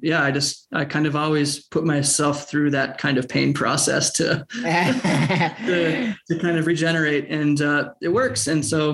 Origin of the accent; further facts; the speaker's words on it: Minnesota, United States; moved away as an adult; also born or lived in Southeast Asia; we're from Minnesota, so this is our soft landing